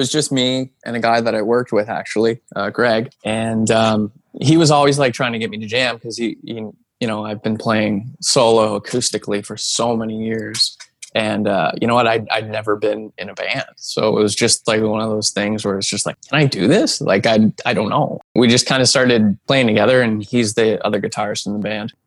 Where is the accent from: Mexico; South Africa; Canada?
Canada; New Hamburg, Ontario; my hometown of New Hamburg